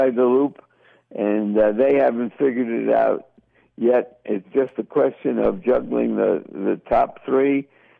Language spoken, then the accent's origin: English; United States; brought up as an American